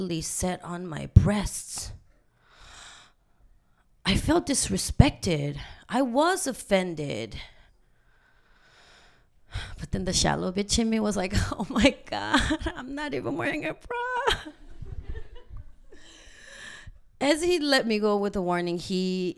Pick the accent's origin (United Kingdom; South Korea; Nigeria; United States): South Korea; now in Vancouver, Canada; I'm from South Korea